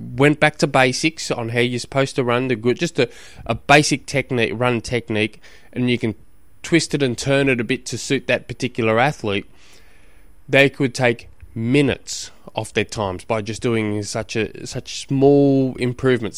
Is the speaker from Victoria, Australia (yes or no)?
no; Launceston, Tasmania, Australia; 'cause I come from Tasmania, just in Launceston alone